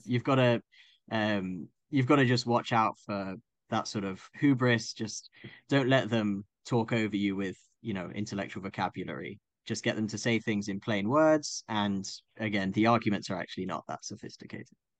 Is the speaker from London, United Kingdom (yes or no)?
yes; Croydon, London, United Kingdom; I grew up in Croydon